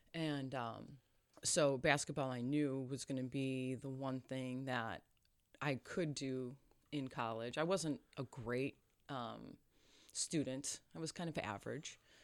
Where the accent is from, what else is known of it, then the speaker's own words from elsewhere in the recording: Chebanse, Illinois, United States; we grew up in Chabance, Illinois